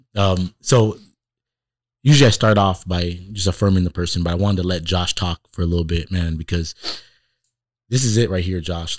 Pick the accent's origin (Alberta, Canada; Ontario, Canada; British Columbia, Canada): Ontario, Canada; Toronto; now in Iowa, United States; I grew up in Toronto in the city